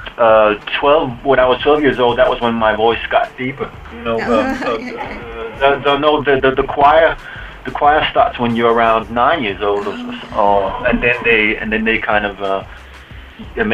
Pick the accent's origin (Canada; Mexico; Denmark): Denmark; Copenhagen, Capital Region of Denmark; I grew up in Copenhagen, Denmark, where I still live